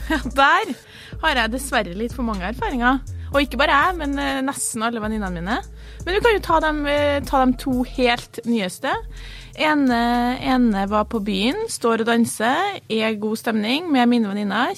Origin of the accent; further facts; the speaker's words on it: Trondheim, Trøndelag, Norway; accent: Trøndersk; hvor er du fra? Så sier jeg Trondheim